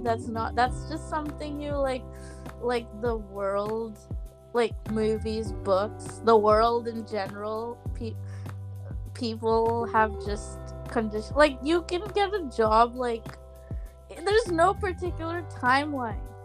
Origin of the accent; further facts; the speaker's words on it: Kerala, India; I'm from Kerala